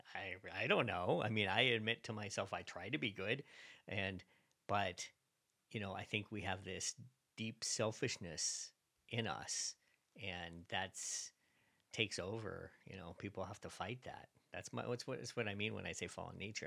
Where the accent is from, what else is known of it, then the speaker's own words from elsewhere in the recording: Virginia, United States; I'm from Virginia